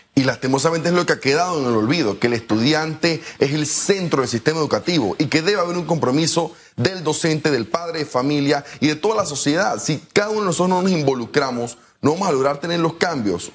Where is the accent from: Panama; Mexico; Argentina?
Panama